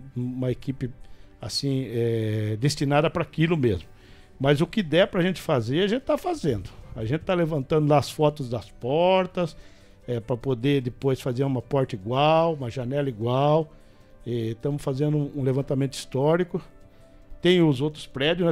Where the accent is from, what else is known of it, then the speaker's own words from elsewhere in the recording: Botucatu, São Paulo, Brazil; eu sou nascido e criado em Rubião.